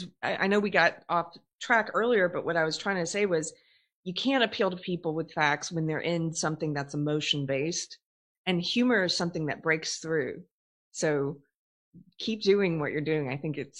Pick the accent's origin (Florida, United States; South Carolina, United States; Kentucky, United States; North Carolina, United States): South Carolina, United States; I'm from South Carolina